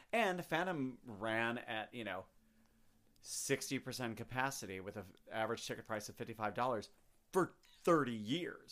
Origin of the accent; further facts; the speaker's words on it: Chicago, Illinois, United States; moved away; I'm from Chicago